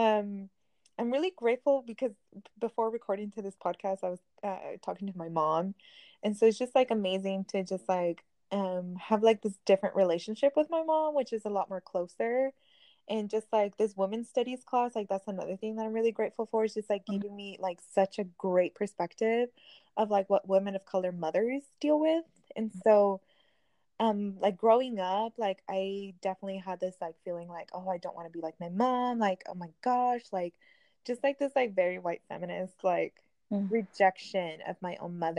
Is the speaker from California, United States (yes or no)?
yes; Northern California, United States; also born or lived in Mexico City, Mexico; I originally from Mexico City. I grew up in Northern California. I also was brought, well, not also, but I was brought in to Northern California when I was 4.